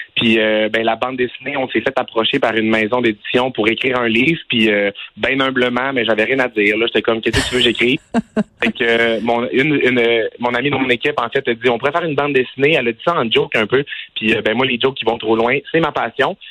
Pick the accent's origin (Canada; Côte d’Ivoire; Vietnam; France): Canada; Quebec; moved away; je viens du Saguenay-Lac-Saint-Jean